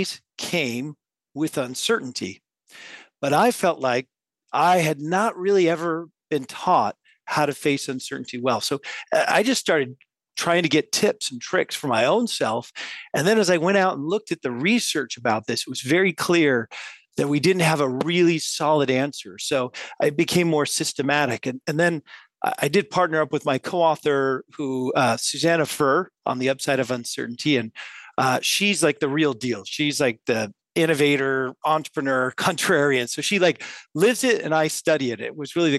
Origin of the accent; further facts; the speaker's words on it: west coast of the U.S., United States; moved away as an adult; now in Paris, France; I'm not originally from France. I grew up on the west coast of the U.S.